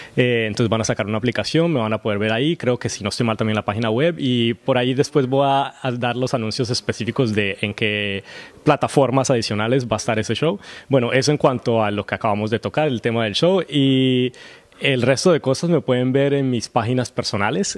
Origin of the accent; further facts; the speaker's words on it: Colombia; moved away as an adult; also born or lived in Los Angeles; now in Vancouver, Canada; nací en Colombia